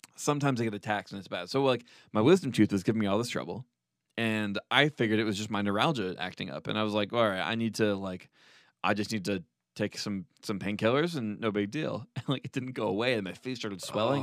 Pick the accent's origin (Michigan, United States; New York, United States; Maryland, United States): New York, United States; New York City; moved away; I'm from New York City